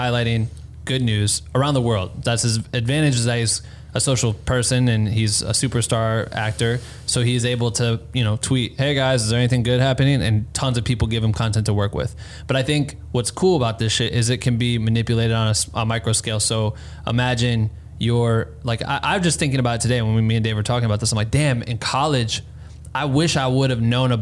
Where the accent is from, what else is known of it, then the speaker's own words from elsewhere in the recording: Cedar Falls, Iowa, United States; moved away; I'm fucking from Cedar Falls, Iowa, where there's not shit going on